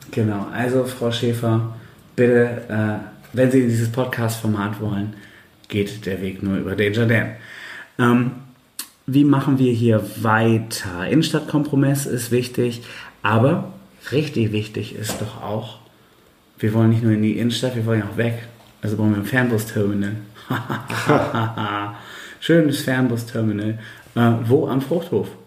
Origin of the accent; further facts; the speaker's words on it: Bremen, Germany; Stimmt, man ja als Bremer nicht hin, weil das irgendwie zu